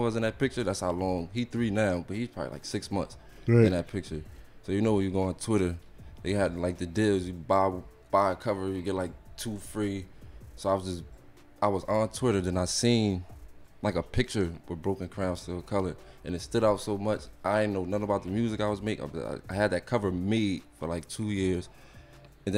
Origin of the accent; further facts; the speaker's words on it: Paterson, New Jersey, United States; from Paterson, New Jersey, born and raised. I'm from the Towers